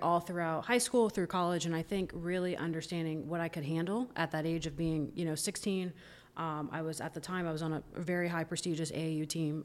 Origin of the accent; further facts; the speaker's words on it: Orlando, Florida, United States; So I'm from Orlando, grew up there, went there